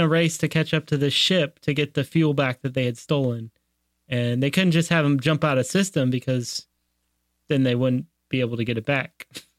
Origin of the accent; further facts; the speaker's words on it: Canada; I'm Irish Canadian.